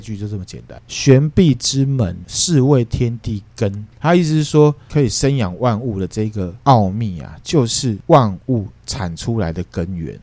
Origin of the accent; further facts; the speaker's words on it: Taiwan; 我只觉得我是台湾人， 那我不会去再从台湾人下面去分